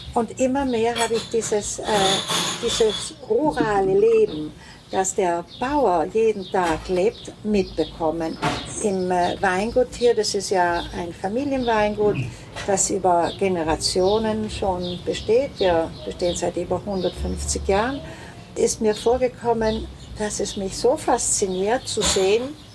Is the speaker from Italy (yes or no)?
yes; Milan, Lombardy, Italy; moved away as an adult; also born or lived in Venice / South Tyrol; now in Tramin, Italy; Ich komme aus Mailand, meine Eltern sind Südtiroler, die nach Mailand gezogen sind nach dem Krieg